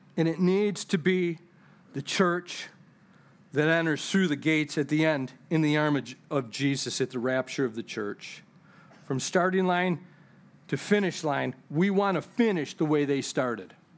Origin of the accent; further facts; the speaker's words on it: United States; I'm a kingdom citizen before I'm even an American citizen